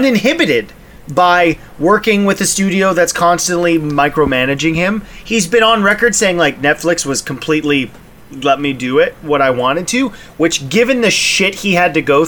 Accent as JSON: {"language": "English", "country": "Canada", "said": "we're Canadian"}